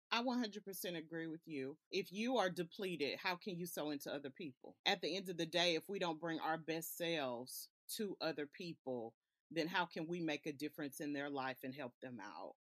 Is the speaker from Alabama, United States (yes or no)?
yes; Alabama, United States; also born or lived in California; I was born in California, and up until the age of six, my mom, she uprooted me and moved me to Alabama.